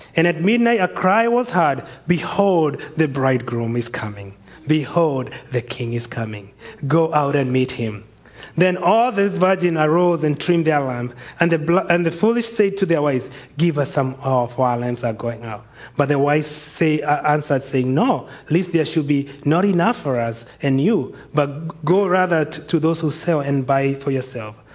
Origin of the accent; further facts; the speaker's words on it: Kenya; moved away; I'm from Kenya, immigrants over here